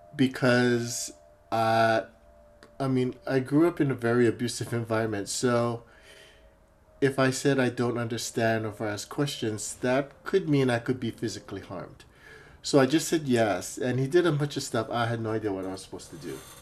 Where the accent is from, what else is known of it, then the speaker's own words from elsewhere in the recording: Hawaii, United States; moved away as an adult; also born or lived in Honolulu, Hawaii; now in Seattle, United States; Growing up in Hawaii is an interesting place because it's a melting pot.